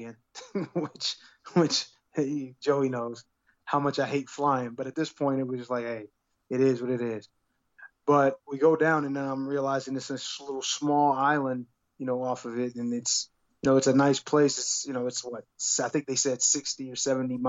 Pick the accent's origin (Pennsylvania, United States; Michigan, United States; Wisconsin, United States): Pennsylvania, United States; Pittsburgh; moved away; I'm from Pittsburgh